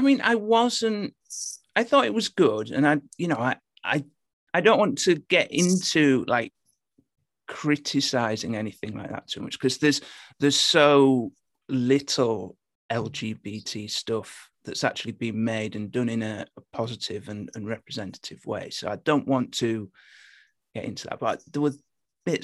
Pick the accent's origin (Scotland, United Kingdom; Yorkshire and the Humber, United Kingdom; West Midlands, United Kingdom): Yorkshire and the Humber, United Kingdom; Hull; accent: Hull; I've dialed it back a bit, actually. I'm from Hull originally, and the Hull accent is terrible.